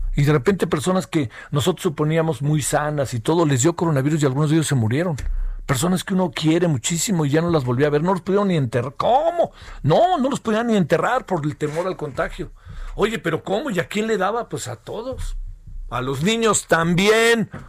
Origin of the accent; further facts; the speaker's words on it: Mexico; los mexicanos y las mexicanas tenemos muchos problemas de salud